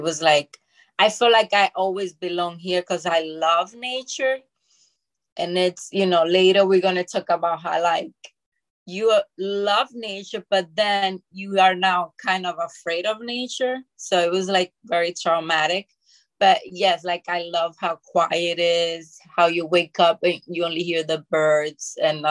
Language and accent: English; Bronx, New York, United States; also born or lived in Dominican Republic; Yes, I was born in the Dominican Republic, and then I came to the Bronx when I was 11 years old. And I grew up in there with my parents.